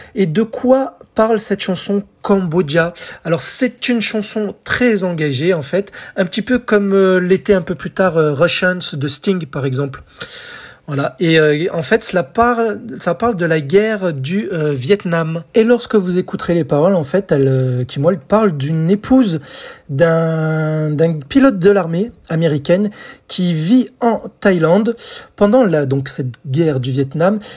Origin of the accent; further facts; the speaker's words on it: France; chez nous en France